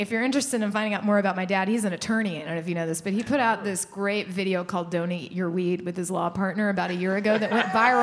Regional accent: Waco, Texas, United States; now in Austin, United States; I grew up in Waco

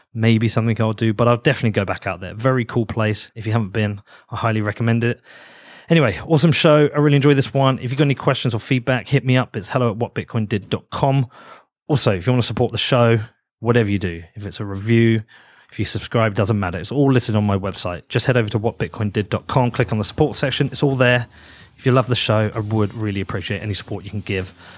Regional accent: United Kingdom

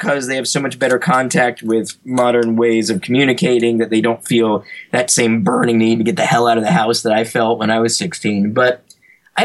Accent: Greensboro, North Carolina, United States; I grew up actually in North Carolina in a town called Greensboro

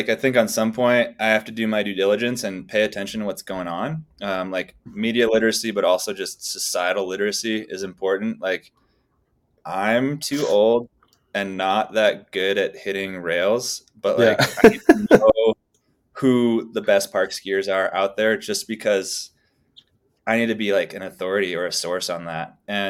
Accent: New England, United States; I grew up in New England, like idolizing all these skiers and all these people out in these exotic places doing amazing things.

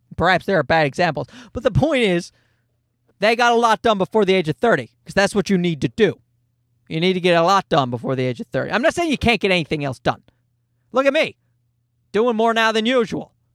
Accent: Newfoundland and Labrador, Canada; born or raised there

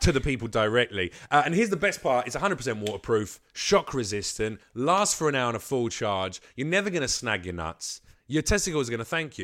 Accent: England, United Kingdom; moved away as an adult; now in United States; I'm from England. But motherfucker, I moved here three years ago and I do stand up

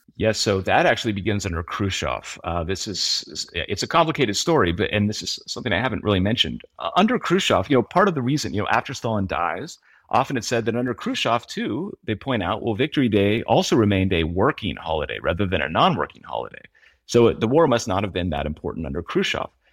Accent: United States; as an American

